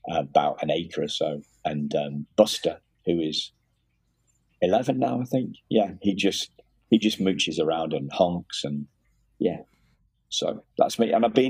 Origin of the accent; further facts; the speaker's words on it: Liverpool, North West England, United Kingdom; also born or lived in Wrexham, Wales; now in York, United Kingdom; I was born in Wrexham, which is actually just in not far from Liverpool, but just over the border into Wales